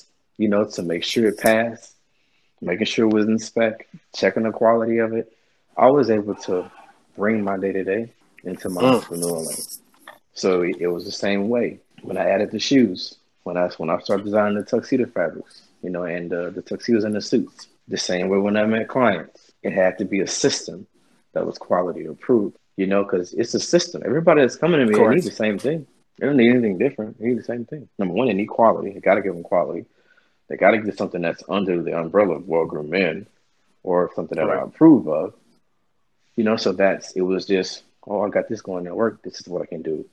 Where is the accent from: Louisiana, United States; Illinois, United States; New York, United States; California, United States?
Louisiana, United States; Shreveport; now in Houston, United States; I'm a country kid from Shreveport, Louisiana